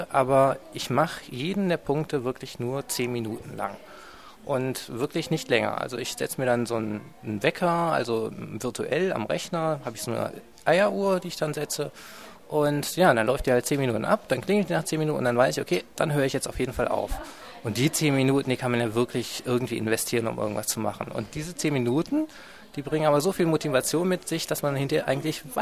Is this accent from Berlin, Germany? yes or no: no; Aachen, North Rhine-Westphalia, Germany; now in Dresden, Germany; Ich komme ursprünglich aus Aachen und wohne jetzt in Dresden und studiere hier an der HTW Dresden